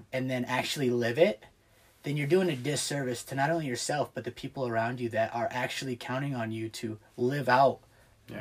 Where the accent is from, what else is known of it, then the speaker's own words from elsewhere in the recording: Clyde, Ohio, United States; also born or lived in Bowling Green, Ohio; grew up in Green Springs slash Clyde